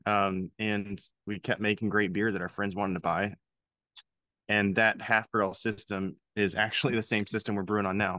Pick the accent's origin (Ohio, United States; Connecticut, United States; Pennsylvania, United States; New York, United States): Pennsylvania, United States; now in Louisville, United States; I'm originally from Pennsylvania